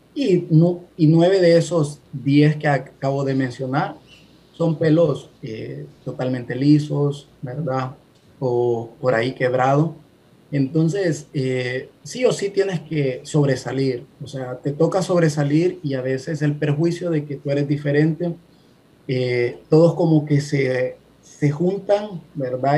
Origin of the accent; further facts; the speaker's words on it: Honduras; moved away as an adult; now in California, United States; hondureño, ¿verdad? radicando en Estados Unidos, en este caso en California, hace tres años y mis padres eh, son hondureños